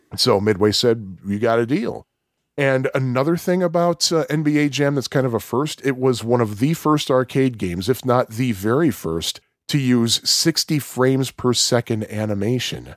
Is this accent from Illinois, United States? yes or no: yes; Chicago, Illinois, United States; I am a Chicagoan